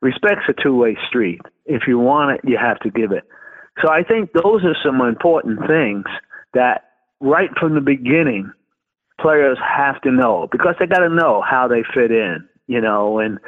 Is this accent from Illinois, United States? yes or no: no; Brooklyn, New York, United States; You know, I grew up in Brooklyn, New York, and I was a big Dodger fan.